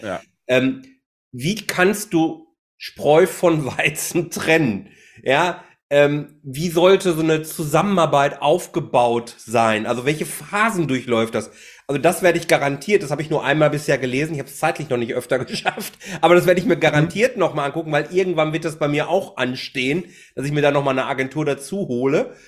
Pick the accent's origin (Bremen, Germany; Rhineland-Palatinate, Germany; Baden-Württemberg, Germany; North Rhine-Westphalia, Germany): North Rhine-Westphalia, Germany; Bochum; now in Haltern, Germany; mittlerweile wohne ich in Haltern, aber ich bin gebürtiger Bochumer